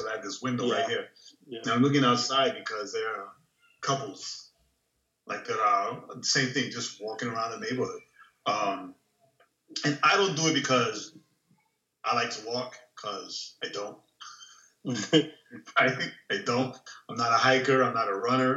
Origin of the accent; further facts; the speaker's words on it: New York, United States; now in Florida, United States; I'm from New York